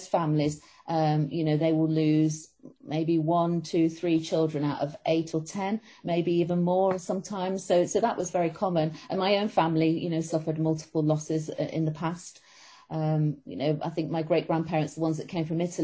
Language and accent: English; Manchester, North West England, United Kingdom; moved away; worked close to where I grew up myself in Manchester